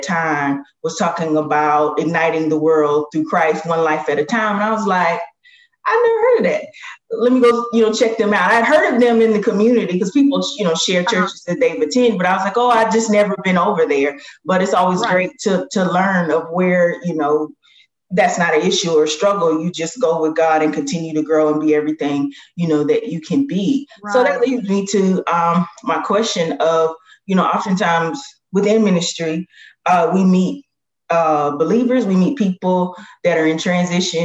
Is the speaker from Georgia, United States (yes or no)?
yes; Augusta, Georgia, United States; moved away; Augusta, Georgia is where I'm from.